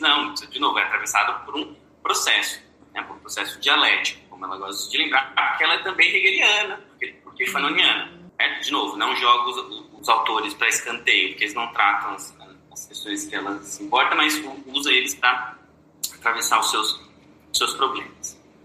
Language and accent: Portuguese; Brazil; nós, no Brasil, não somos brancos